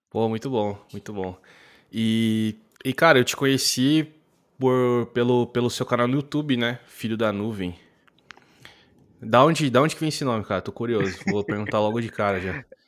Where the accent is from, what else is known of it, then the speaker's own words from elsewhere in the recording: interior of São Paulo state, Brazil; eu sou do interior de São Paulo